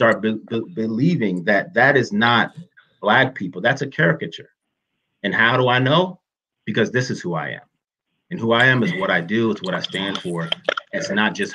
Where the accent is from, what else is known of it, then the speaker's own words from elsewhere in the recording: United States; I'm American